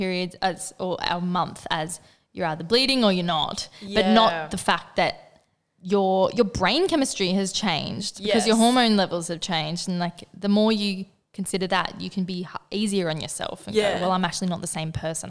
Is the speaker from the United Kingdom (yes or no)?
no; Northern Rivers, New South Wales, Australia; moved away; we grew up in the Northern Rivers